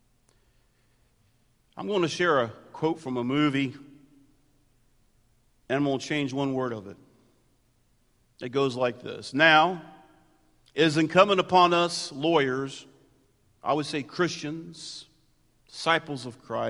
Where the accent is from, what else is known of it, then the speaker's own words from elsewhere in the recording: United States; Just because I'm white, middle class, American, and pastor